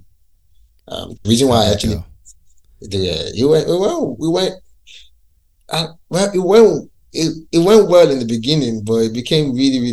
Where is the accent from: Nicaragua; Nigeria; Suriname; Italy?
Nigeria; Lagos; moved away as an adult; now in London, United Kingdom; I grew up in Lagos City